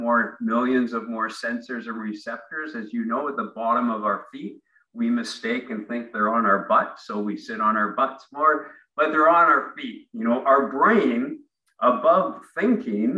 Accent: Ontario, Canada; moved away as an adult; now in Vancouver, Canada; I grew up in Ontario

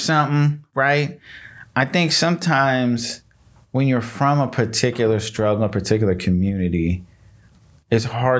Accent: Michigan, United States; born there; I told you I was born in Michigan. My family moved from Michigan because it really wasn't nothing.

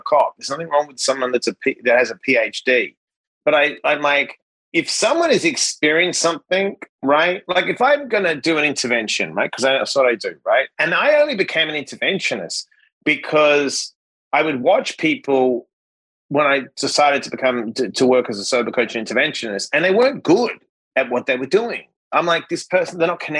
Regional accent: Perth, Western Australia, Australia; moved away as an adult; now in United States; I'm a kid from Perth, Western Australia. I won a green card in the lottery to get here.

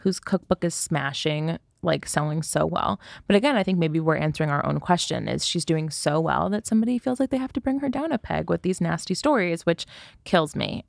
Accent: United States; as an American

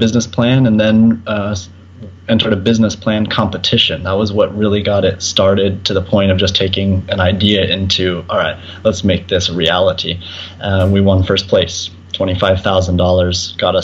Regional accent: Colorado, United States; Born and raised in Colorado

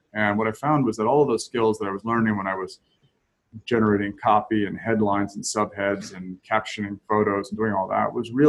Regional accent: Camden, Maine, United States; also born or lived in Brooklyn, Maine / south of Boston; Spent a lot of time on the coast of Maine when I was a young child, towns like Camden and Brooklyn, Maine. And then moved south of Boston

